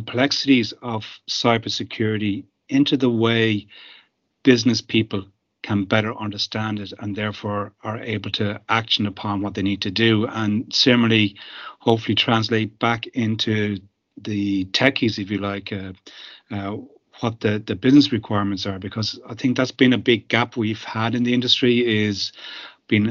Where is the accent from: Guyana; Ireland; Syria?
Ireland; being Irish